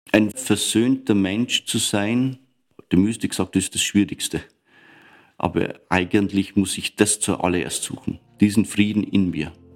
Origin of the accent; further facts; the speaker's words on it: Upper Palatinate Forest, near Weiden in der Oberpfalz, Bavaria, Germany; moved away as an adult; also born or lived in Eichstätt / Regensburg; now in Vienna, Austria; Meine Heimat ist der Oberpfälzer Wald in der Nähe von Weiden in der Oberpfalz